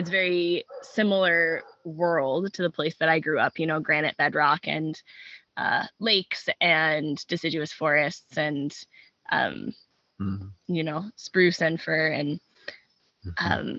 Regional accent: New Hampshire, United States; moved away as an adult; now in Franklin, Maine, United States; I grew up over in New Hampshire. I moved to Maine when I started apprenticing on farms

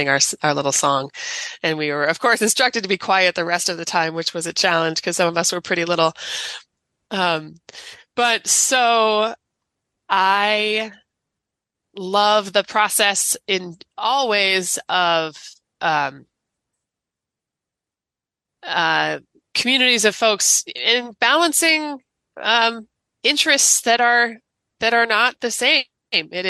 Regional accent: Palo Alto, California, United States; now in Maine, United States; When I was a little kid growing up in Palo Alto, California

